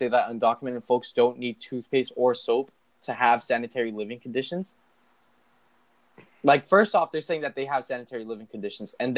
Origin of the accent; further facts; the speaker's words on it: United States; also born or lived in Isla Vista, California; I'm American